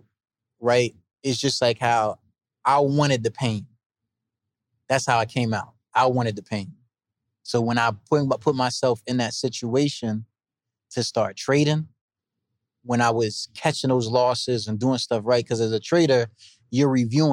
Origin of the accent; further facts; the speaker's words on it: East Orange, New Jersey, United States; I'm from East Orange, New Jersey